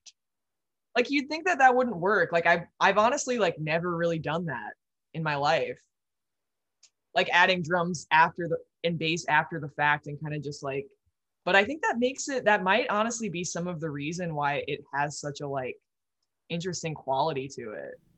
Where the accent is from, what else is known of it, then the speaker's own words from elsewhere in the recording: Midwest, United States; growing up in the Midwest, it's like you have to drive so much